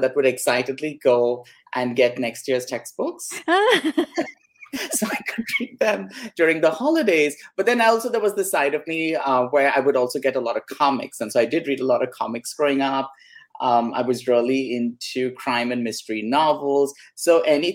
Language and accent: English; Mumbai, Maharashtra, India; now in California, United States; I grew up in Bombay, which is called Mumbai now.